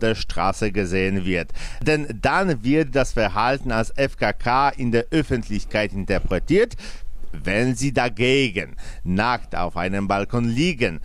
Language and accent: German; Poland